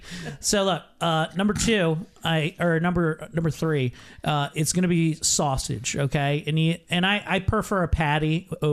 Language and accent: English; Mount Airy, United States; in my hometown, 20 minutes from here, in Mount Airy